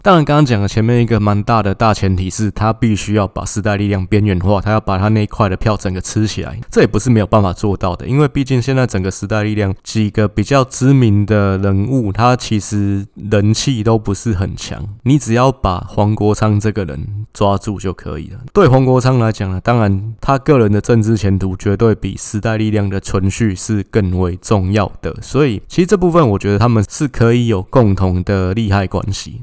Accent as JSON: {"language": "Chinese", "region": "Taipei", "country": "Taiwan", "said": "我们台北人"}